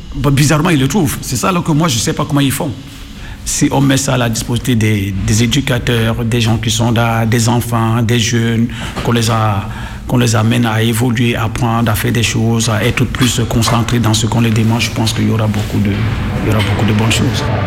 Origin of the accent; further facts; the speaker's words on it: Cameroon; moved away as an adult; also born or lived in Italy; now in France; J'ai joué un peu dans mon pays, je suis camerounais